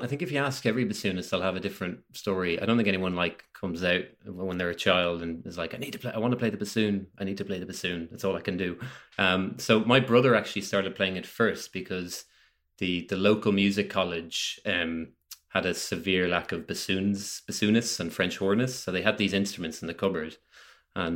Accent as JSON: {"language": "English", "town": "Dublin", "region": "Leinster", "country": "Ireland", "moved": "yes", "lives_now": "Kildare, Ireland", "said": "I'm from Dublin originally, but I live in Kildare now, which is just west of Dublin, like the first county outside."}